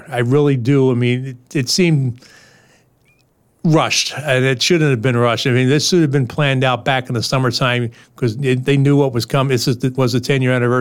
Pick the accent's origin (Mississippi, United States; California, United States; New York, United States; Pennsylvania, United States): Pennsylvania, United States; Philadelphia; now in Schenectady, United States; during my growing years growing up in Philadelphia